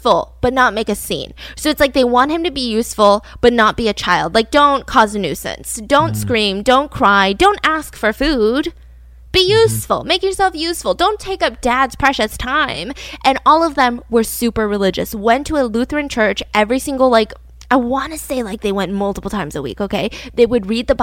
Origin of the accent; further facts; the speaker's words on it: Georgia, United States; I was born and raised in Georgia